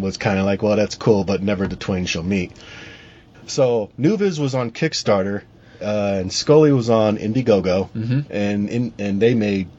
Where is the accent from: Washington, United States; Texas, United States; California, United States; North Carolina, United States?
California, United States; San Diego; moved away; You are based out in San Diego, right? That's correct. My hometown.